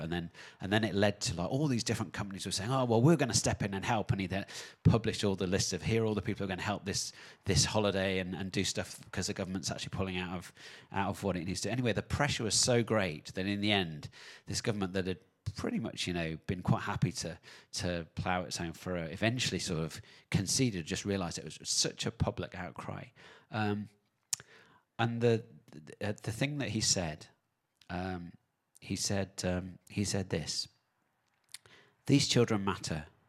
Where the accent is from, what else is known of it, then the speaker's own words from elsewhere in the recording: United Kingdom; now in New Zealand; back in my home country in the U K.